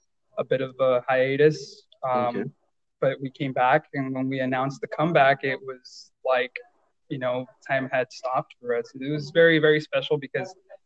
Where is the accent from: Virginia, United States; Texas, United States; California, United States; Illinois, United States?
Texas, United States; Brownsville; I'm from Brownsville, Texas